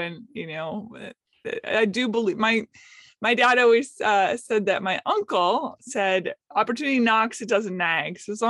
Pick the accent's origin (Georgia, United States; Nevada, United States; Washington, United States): Washington, United States; Seattle; now in Nashville, United States; I was born in Seattle. We traveled around a lot for my parents' careers and then settled back in Seattle. I went to Nashville, Tennessee.